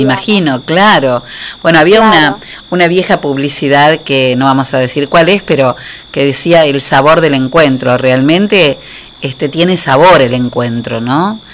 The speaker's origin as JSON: {"language": "Spanish", "country": "Argentina", "said": "los argentinos, como muchos latinos, este, tenemos todo el tiempo que, demostrar con, con acercamiento lo que sentimos"}